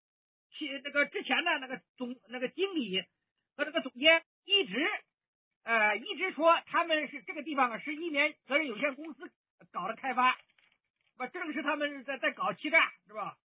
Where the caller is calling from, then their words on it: Zhengzhou, Henan, China; 呃，你好，伟莲，我是郑州的